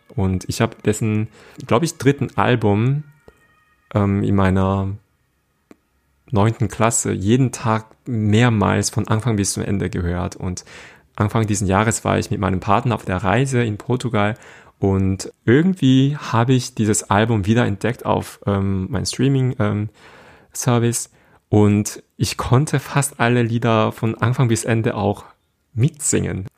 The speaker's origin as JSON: {"language": "German", "country": "South Korea", "first_language": "Korean", "second_language": "German", "moved": "yes", "lives_now": "Germany", "said": "meine Muttersprache ist Koreanisch"}